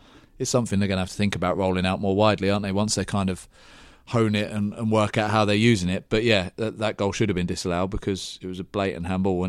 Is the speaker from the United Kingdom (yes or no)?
yes; England, United Kingdom; I'm English, I told you this.